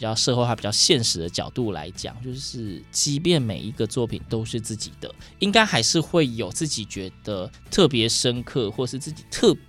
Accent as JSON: {"language": "Chinese", "region": "Yilan County", "country": "Taiwan", "said": "我是宜兰人啊"}